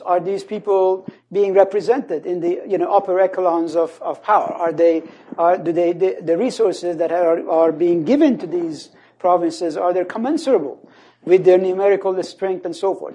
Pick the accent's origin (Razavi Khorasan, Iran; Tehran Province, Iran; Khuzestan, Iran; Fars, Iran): Khuzestan, Iran; moved away; I come from the Khuzestan region.